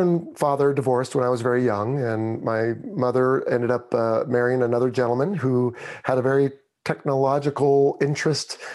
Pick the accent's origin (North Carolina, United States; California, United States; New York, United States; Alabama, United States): California, United States; Pismo Beach; moved away; also born or lived in Los Angeles, California; I was born in the Los Angeles area and spent my first nine years there, and then raised up on the Central Coast near Pismo Beach